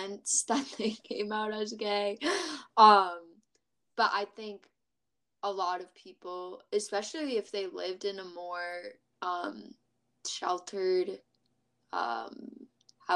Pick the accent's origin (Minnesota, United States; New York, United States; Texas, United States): Minnesota, United States; moved away as an adult; now in Michigan, United States; I'm from Minnesota